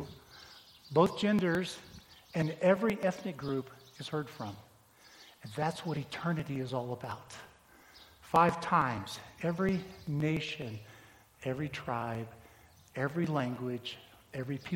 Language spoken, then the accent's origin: English; United States; we as American Christians right here